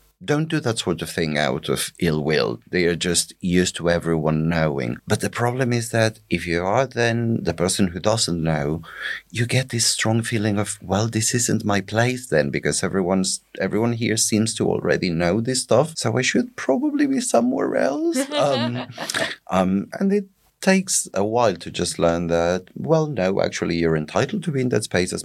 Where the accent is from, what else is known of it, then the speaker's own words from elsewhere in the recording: northeastern Argentina, Argentina; now in United Kingdom; I grew up in a town that shall remain nameless in northeastern Argentina.